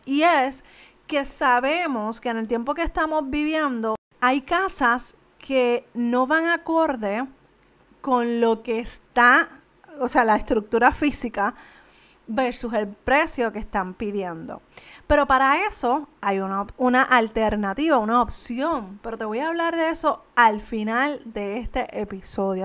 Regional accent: Canóvanas, Puerto Rico; yo soy de Canovanas

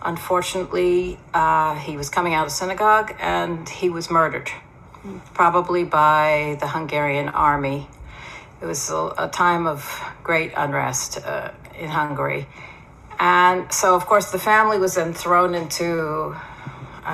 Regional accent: Philadelphia, Pennsylvania, United States; now in Israel; My background is that I was born in Philadelphia. I went to Jewish day schools, belonged to a conservative synagogue

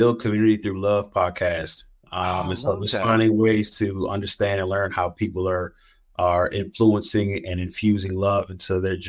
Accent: Silver Spring, Maryland, United States; now in Northwest Arkansas, United States; Yeah, I'm from the Silver Spring, Maryland. It's a suburb outside of Washington, D.C. How did I get to Northwest Arkansas?

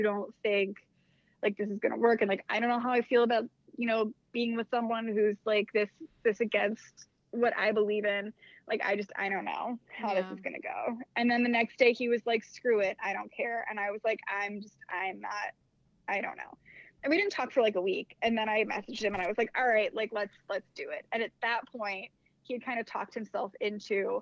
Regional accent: Annapolis, Maryland, United States; moved away as an adult; also born or lived in Massachusetts; I was living in Annapolis. It's where I'm from. I'm from Maryland originally

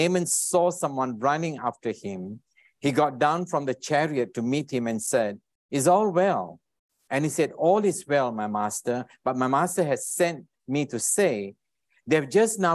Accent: Alor Setar, Kedah, Malaysia; now in Singapore; originally from Malaysia. I was born in a small little town up in the north called Alostar. I don't wonder anyone knows Alostar in Kedah. And I moved to Singapore many, many years ago

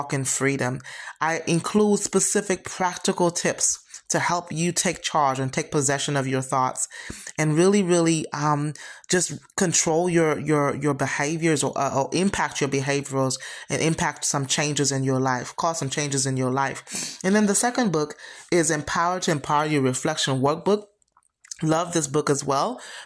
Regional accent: St. Lucia; my hometown, St. Lucia

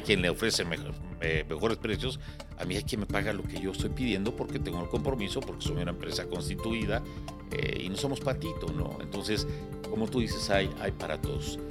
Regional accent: Mexico

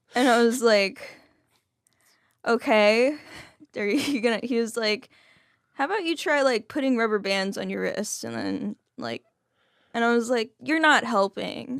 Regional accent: Fort Worth, Texas, United States; also born or lived in Dallas, Texas; my dad raised me, um, alone for the first fourteen years, and that was in Fort Worth

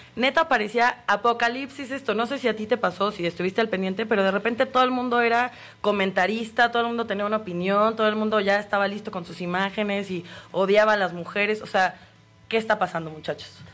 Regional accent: Mexico

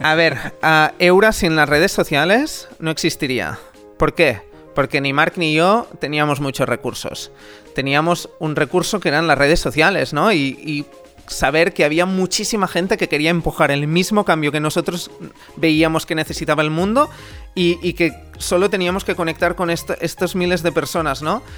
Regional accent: Amer, Catalonia, Spain; en mi pueblo Amer, en Girona

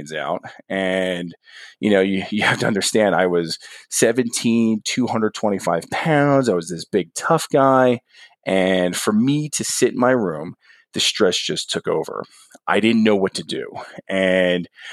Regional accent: New Jersey, United States; moved away; I'm a guy from New Jersey. There weren't any pools in my backyard.

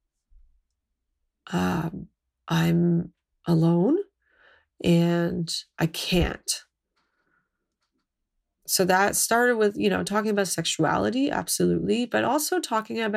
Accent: Mississauga, Ontario, Canada; I grew up in a suburb of Toronto, on the edge of Mississauga

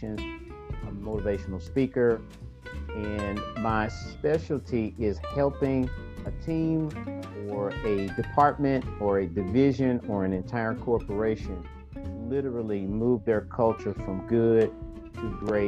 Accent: St. Louis, Missouri, United States; I grew up in a single parent home with my mother and my grandmother in the largest housing project in St. Louis, my hometown

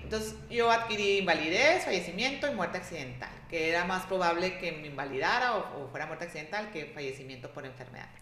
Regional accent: Ciudad Obregón, Sonora, Mexico; soy de aquí de Obregón

